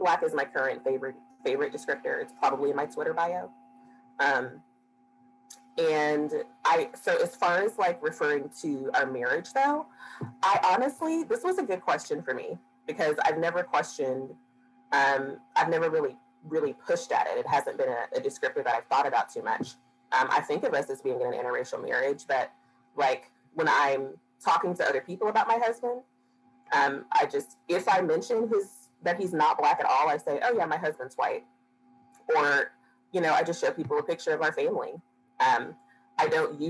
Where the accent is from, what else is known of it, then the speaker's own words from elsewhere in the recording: Dallas, Texas, United States; growing up and going to school in South Dallas and Oak Cliff and Pleasant Grove